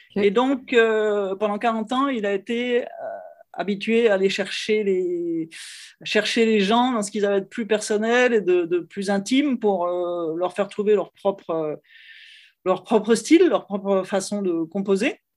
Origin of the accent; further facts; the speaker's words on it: Lyon, Auvergne-Rhône-Alpes, France; now in Paris, France; je suis originaire de Lyon, donc c'est la, deuxième ville de, France